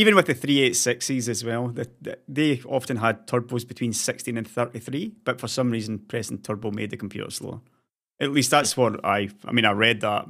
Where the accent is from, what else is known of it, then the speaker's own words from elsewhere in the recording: Scotland, United Kingdom; now in Sweden; being a Scotsman